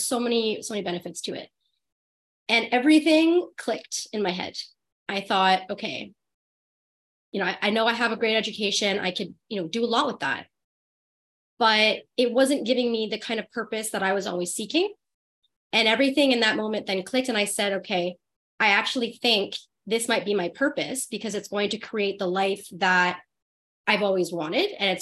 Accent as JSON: {"language": "English", "town": "Ottawa", "region": "Ontario", "country": "Canada", "tie": "born or raised there", "said": "born and raised in Ottawa, been here my whole life."}